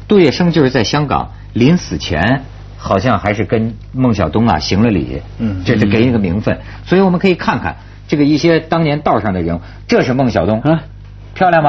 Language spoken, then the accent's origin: Chinese; China; 你说兰桂坊，我中国人我试过那玩意儿不可能